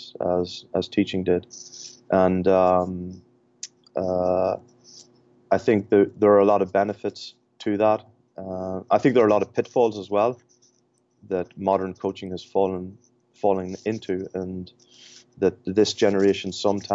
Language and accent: English; Ireland; accent: Irish; now in Michigan, United States; if my accent doesn't give it away, I'm Irish.